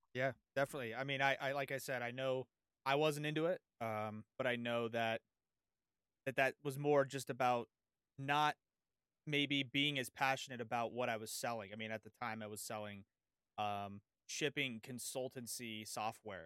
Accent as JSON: {"language": "English", "town": "San Diego", "region": "California", "country": "United States", "tie": "born or raised there", "said": "I've lived in, I grew up in San Diego."}